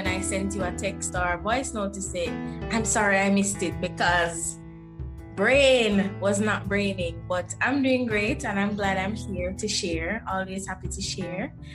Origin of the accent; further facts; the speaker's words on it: Jamaica; I am originally from Jamaica, born and grown, never been anywhere else.